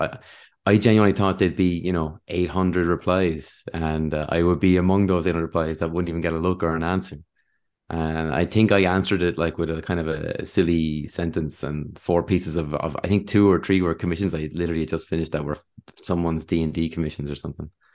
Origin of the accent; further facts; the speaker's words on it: Wexford, Leinster, Ireland; I'm from Wexford